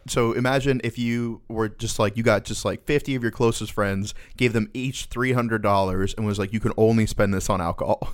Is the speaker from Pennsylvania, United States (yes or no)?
no; Florida, United States; two Florida boys